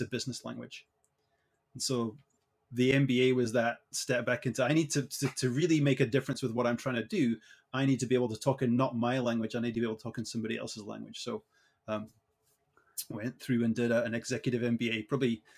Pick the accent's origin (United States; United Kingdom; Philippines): United Kingdom; Edinburgh, Scotland; moved away as an adult; now in Canada; I was born and raised in Edinburgh in Scotland, so I am a proud Scot